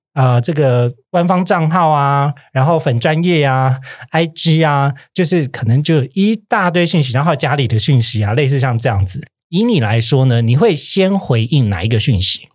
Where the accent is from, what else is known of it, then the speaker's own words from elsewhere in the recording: Kaohsiung, Taiwan; moved away as an adult; now in Taipei, Taiwan; 我不是台北人，我是高雄人，但我上来台北工作